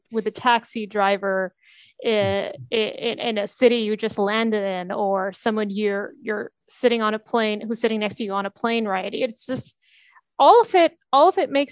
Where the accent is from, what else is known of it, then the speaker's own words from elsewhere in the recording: Dubai, United Arab Emirates; also born or lived in United States / Sweden; I'm from Dubai, so I've grown up here.